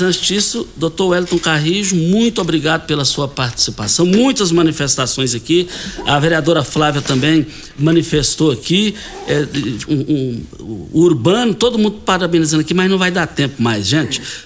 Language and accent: Portuguese; Brazil; nós fomos criados juntos ali no Parque Bandeirantes